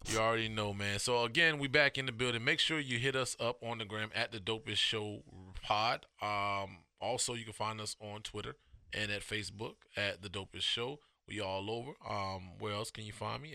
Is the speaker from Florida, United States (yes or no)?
yes; Miami, Florida, United States; I'm from Miami